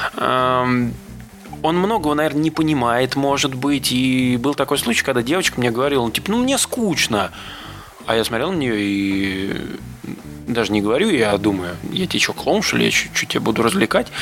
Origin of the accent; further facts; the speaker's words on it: Moscow Oblast, Russia; я родом из Подмосковья